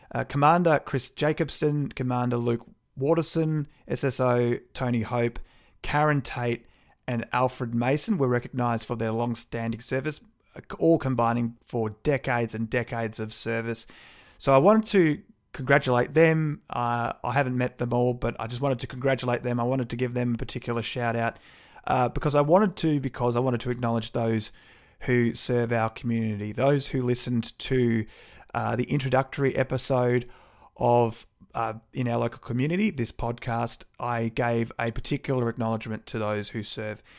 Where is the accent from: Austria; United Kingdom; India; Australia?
Australia; Brighton, Victoria; moved away; I'm originally from Brighton